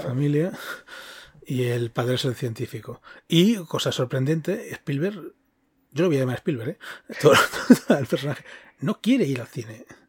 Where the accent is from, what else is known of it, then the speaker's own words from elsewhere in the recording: Girona, Catalonia, Spain; now in Madrid, Spain; aquí en Madrid es, más fácil, pero yo soy de Girona